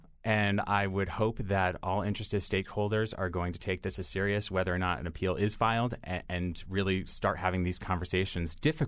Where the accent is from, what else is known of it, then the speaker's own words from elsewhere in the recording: East Hartford, Connecticut, United States; I was born and raised in East Hartford, and it gave me an experience that was truly reflective of the real world.